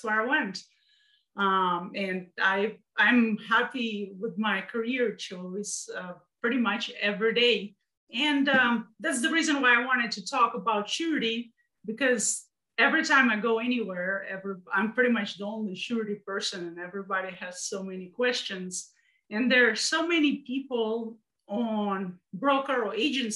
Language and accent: English; Russia; now in United States; I'm from Russia.